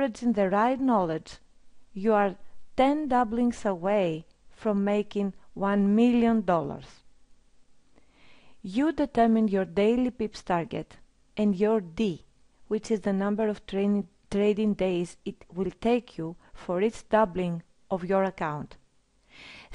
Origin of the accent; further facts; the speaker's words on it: Greece; I'm from Greece.